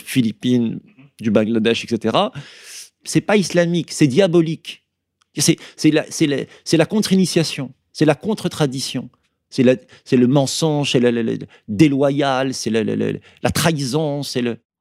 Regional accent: Berry, Centre-Val de Loire, France; now in Bordeaux, France; Je suis né dans le, dans le Berry et y ai grandi

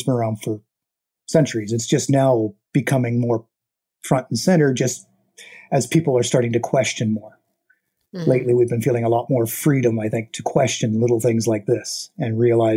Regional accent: Colorado, United States; also born or lived in Canada; now in Toronto, Canada; I did grow up in Colorado

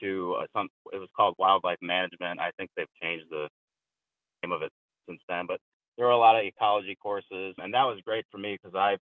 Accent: Midwest, United States; I was born in the early 80s, and I grew up in the Midwest

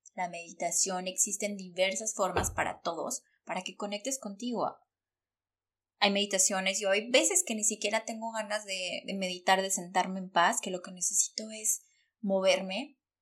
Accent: Mexico; moved away as an adult; yo salí corriendo de México

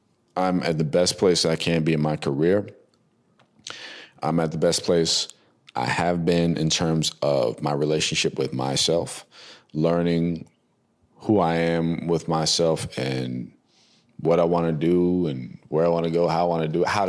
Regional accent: New Jersey, United States; also born or lived in North Carolina / Hawaii; They came back to the States to have my brother and I was born in North Carolina on the base out there. And then we moved from there to Kaneohe in Oahu, Hawaii. And then from Hawaii, we came to Jersey to relocate

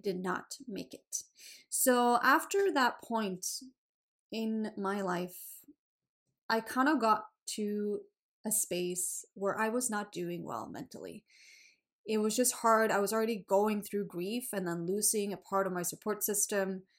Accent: Sweden; English is a second language; also born or lived in Australia; now in Canada; I live in Canada. I'm from Sweden

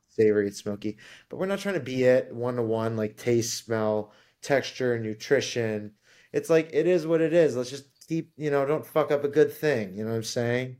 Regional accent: Ann Arbor, Michigan, United States; moved away as an adult; also born or lived in New York; I grew up in Ann Arbor, Michigan

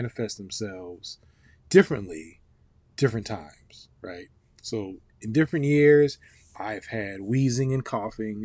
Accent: Ohio, United States; now in Atlanta, United States; I grew up in Ohio, but I've been coming to Atlanta since I was about five

